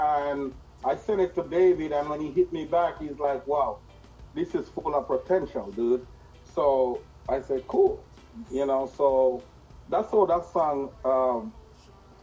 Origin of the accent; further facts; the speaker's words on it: Jamaica; I'm a Rastaman from Yard